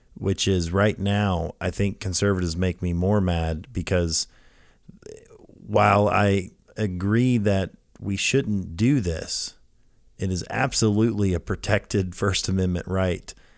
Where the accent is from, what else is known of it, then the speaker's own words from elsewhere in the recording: Lafayette, Louisiana, United States; moved away; I grew up in Louisiana as a kid